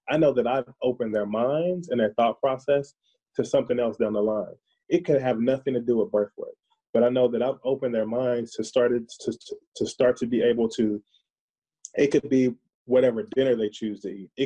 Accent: the South, United States; now in Minnesota, United States; I'm from the South

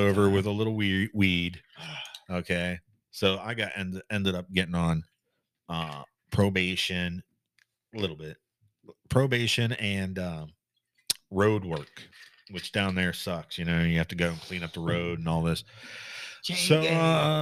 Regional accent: Beaver Falls, Pennsylvania, United States; moved away; I'm from Beaver Falls

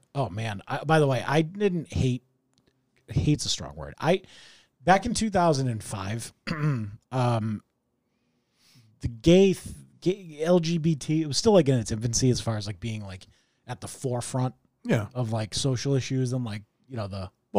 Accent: Wakefield, United States; even though we grew up in Wakefield and really could afford to not insult the poverty-stricken

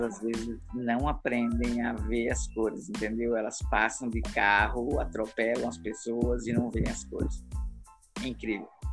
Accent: Paraná, Brazil; also born or lived in Europe / Rio Grande do Norte; now in Natal, Brazil; Eu nasci no Paraná, também moro no Rio Grande do Norte agora. Morei na Europa 10 anos.

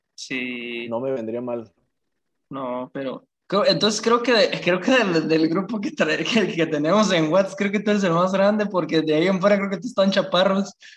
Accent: Apatzingán, Michoacán, Mexico; yo soy de Apatzingán, Michoacán, de Michoacán

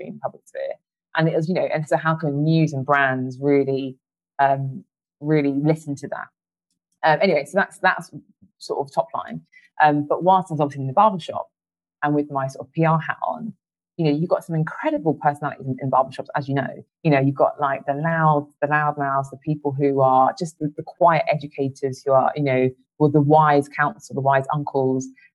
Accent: United Kingdom; as Black British people

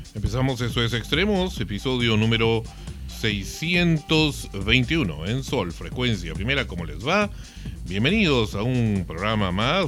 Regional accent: Peru; nuestra inmunidad como peruanos

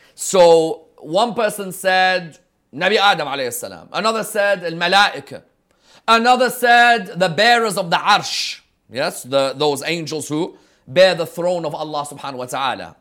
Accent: London, United Kingdom; growing up in London, in the teens

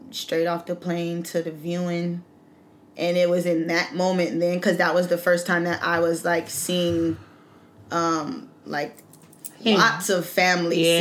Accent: Carson, California, United States; I'm from Carson. And, you know, it's between Compton and Long Beach. And that's the truth. It is what it is. And I love where I'm from

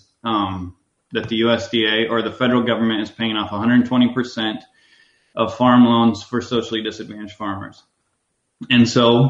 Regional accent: Red Oak, Iowa, United States; now in McClelland, United States; I was born in Red Oak

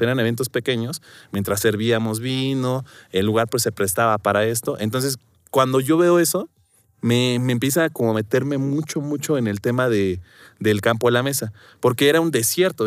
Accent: Guerrero, Mexico; now in Mexico City, Mexico; yo vengo, soy del estado de Guerrero y pues traía como este tema de mi familia de que era pues dedicaba al campo

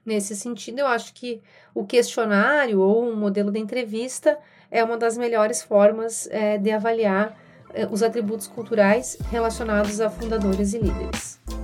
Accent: Rio Grande do Sul, Brazil; moved away as an adult; now in São Paulo, Brazil; Sou gaúcha, moro aqui em São Paulo há seis anos

